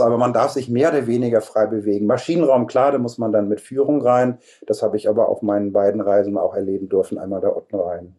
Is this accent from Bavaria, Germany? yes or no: no; Hamburg, Germany; moved away; also born or lived in Cologne; Also ich bin Hamburger in fünfter Generation